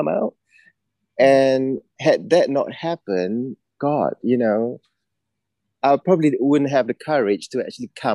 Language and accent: English; Malaysia; moved away as an adult; now in United Kingdom; It's an all-boys school in my hometown.